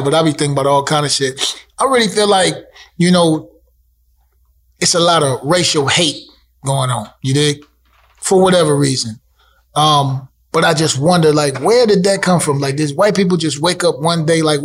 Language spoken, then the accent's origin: English; Toledo, Ohio, United States; Growing up in Toledo, I grew up in a different time